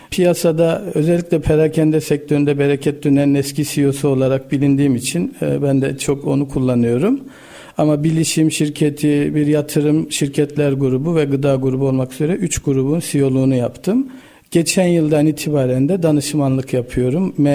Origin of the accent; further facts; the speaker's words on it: Erzurum, Turkey; Ee, dadaşım. Erzurumluyum.